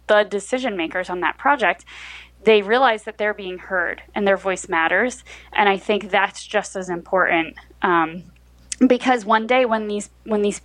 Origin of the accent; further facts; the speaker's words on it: rural New Jersey, United States; now in Newark, United States; I grew up in rural New Jersey, which does exist